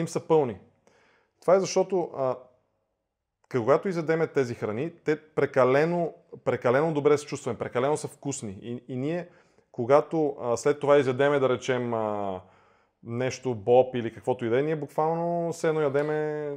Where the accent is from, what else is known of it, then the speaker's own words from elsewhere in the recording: Bulgaria; тук в България, а, нали, ние сме българи, нали, обичаме си страната